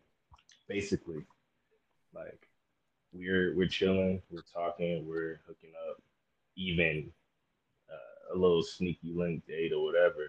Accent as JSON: {"language": "English", "town": "Miami", "region": "Florida", "country": "United States", "said": "I'm from Miami. Obviously, I'm not there right now."}